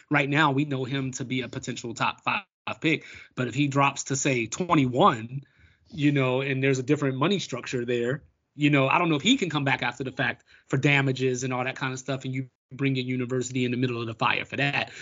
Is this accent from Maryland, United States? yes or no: yes; Baltimore, Maryland, United States; my hometown of Baltimore